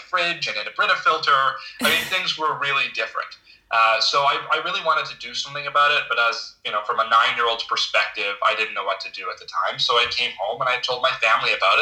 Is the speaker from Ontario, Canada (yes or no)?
yes; Ottawa, Ontario, Canada; I grew up in Ottawa